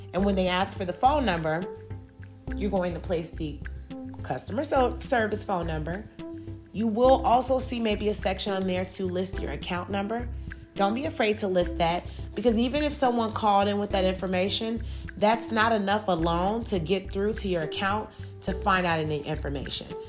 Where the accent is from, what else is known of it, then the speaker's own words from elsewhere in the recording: Chicago, Illinois, United States; moved away as an adult; now in Georgia, United States; I'm originally from Chicago, Illinois.